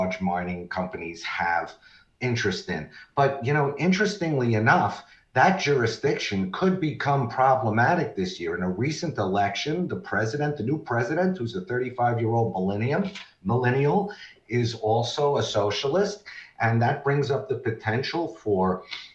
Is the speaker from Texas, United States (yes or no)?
no; Nevada, United States; Nevada, my home state